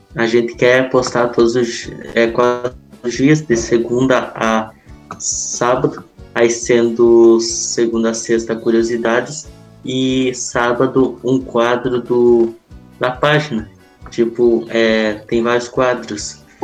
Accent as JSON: {"language": "Portuguese", "town": "Maçambará", "region": "Rio Grande do Sul", "country": "Brazil", "said": "sou de Massamará, é uma cidade pequena na fronteira oeste, com cerca de quase 5 mil habitantes"}